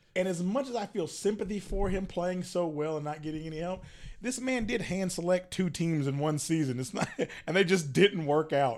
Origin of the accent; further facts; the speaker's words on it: rural North Carolina, United States; now in Charlotte, United States; my hometown is rural North Carolina